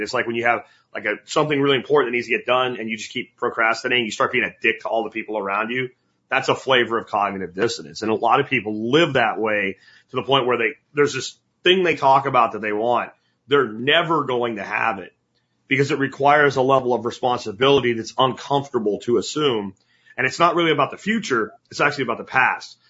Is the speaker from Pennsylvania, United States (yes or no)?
yes; Pennsylvania, United States; moved away as an adult; the little town I grew up in Pennsylvania